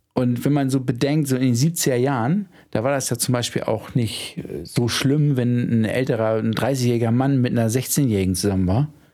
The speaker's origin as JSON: {"language": "German", "region": "Hamburg", "country": "Germany", "said": "als Hamburger"}